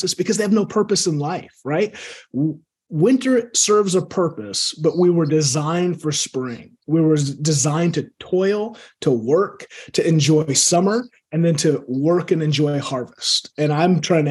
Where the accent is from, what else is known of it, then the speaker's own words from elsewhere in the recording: Seattle, Washington, United States; I grew up here in Seattle